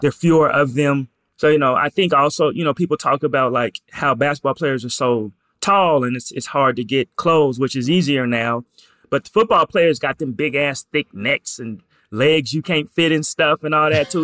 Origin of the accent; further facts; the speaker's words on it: Portland, Oregon, United States; I'm from Portland